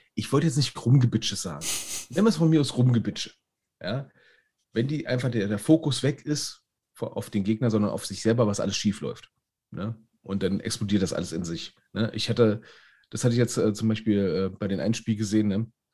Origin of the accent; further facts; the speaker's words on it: Berlin, Germany; Ich als Berliner